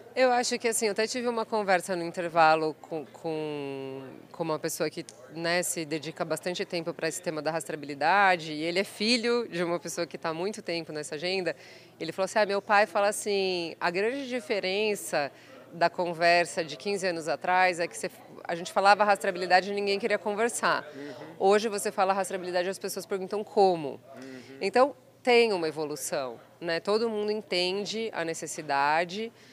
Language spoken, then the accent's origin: Portuguese; Botucatu, São Paulo, Brazil; moved away; eu nasci em Botucatu, passei por outras cidades